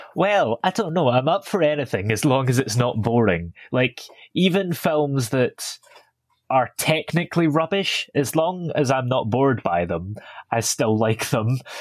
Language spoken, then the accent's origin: English; Stirling, Scotland, United Kingdom; I was born in Stirling and live not too far from there.